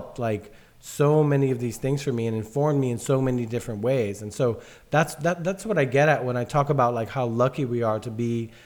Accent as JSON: {"language": "English", "town": "New York City", "region": "New York", "country": "United States", "tie": "born or raised there", "said": "a kid from the South Bronx"}